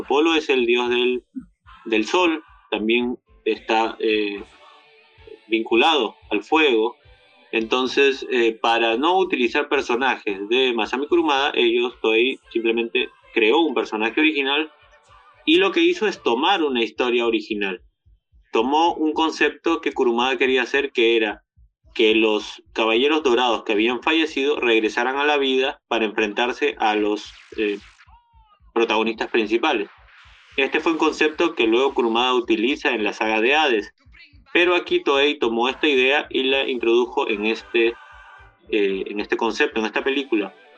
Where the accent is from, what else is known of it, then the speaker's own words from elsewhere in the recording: Peru; nosotros como peruanos